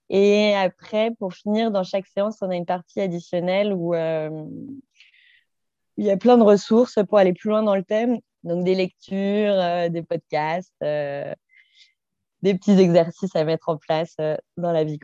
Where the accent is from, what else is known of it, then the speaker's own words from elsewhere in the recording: Saint-Étienne, Auvergne-Rhône-Alpes, France; moved away; j'ai 30 ans. j'ai vécu dans plein d'endroits, mais je suis originaire de Saint-Étienne.